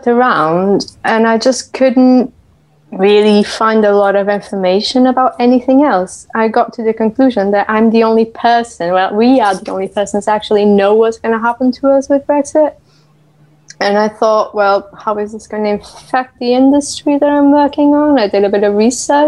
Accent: Portugal; moved away as an adult; now in United Kingdom; I hail from the UK, but I am originally from Portugal. I've been in the UK for 13 years now

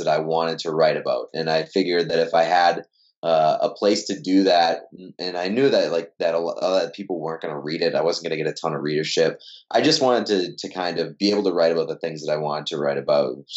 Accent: Waltham, Massachusetts, United States; I grew up in Waltham, Massachusetts, and then I went to Endicott College in Beverly, Massachusetts

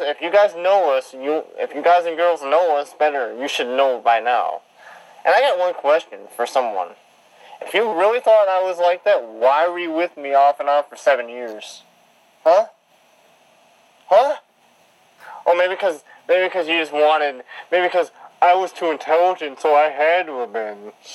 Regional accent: Detroit, Michigan, United States; also born or lived in Halifax, Nova Scotia; I was born in Detroit

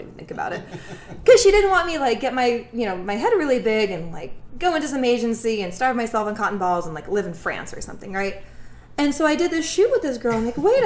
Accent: Russia; also born or lived in Dallas area; now in Houston, United States; I'm from Russia

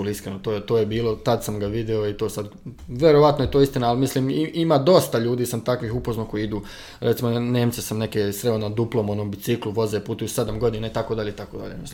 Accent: Novi Grad, Republika Srpska, Bosnia & Herzegovina; moved away as an adult; now in China; u mom rodnom gradu sam završio fakultet

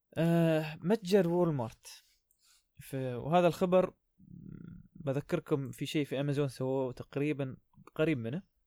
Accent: United Arab Emirates; عندنا في الإمارات

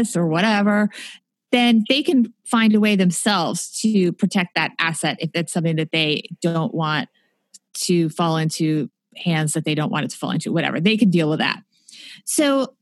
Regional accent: New Jersey, United States; also born or lived in New York City; I was born in New York City, but they moved out to New Jersey because they couldn't afford to live in New York City

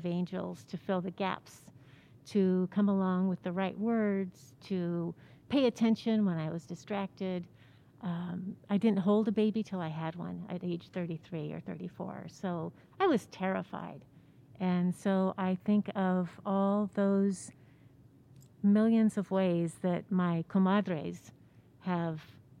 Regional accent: New Mexico, United States; And I grew up in New Mexico.

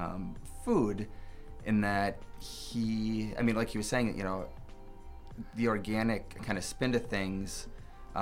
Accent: Mequon, Wisconsin, United States; moved away as an adult; also born or lived in La Crosse, Wisconsin / Minneapolis, Minnesota; now in Rochester, United States; I grew up in Mequon, which is about 20 minutes north

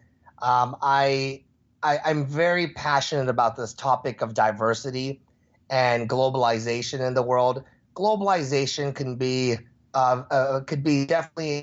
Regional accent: Houston, Texas, United States; moved away; when I grew up in Texas, there weren't very many Asian Americans or Asians. And in fact, I saw one my whole 7 years in Texas.

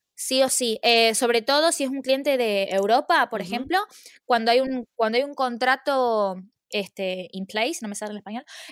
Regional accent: Argentina; moved away as an adult; now in London, United Kingdom; yo extraño eh, de Argentina el clima, eh, la comida y la familia

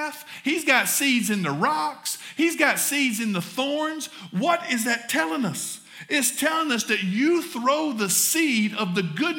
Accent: the South, United States; accent: southern; my southern accent

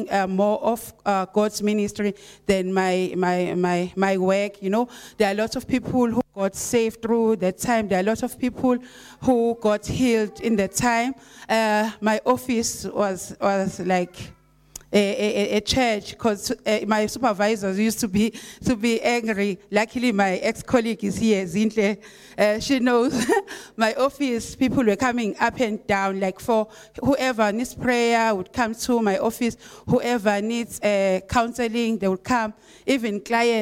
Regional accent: Esigodini, Matabeleland South, Zimbabwe; I'm from Esigodini, Itindele area, but I had to go to Scottsville to be with Pastor Jen and everyone.

